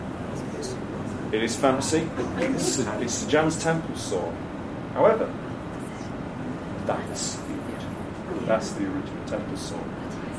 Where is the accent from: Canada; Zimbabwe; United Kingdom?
United Kingdom; Leeds, Yorkshire and the Humber; from my hometown.